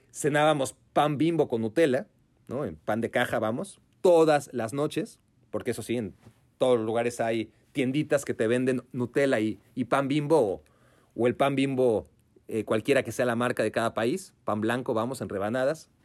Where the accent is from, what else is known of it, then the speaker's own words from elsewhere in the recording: Mexico; Venimos desde México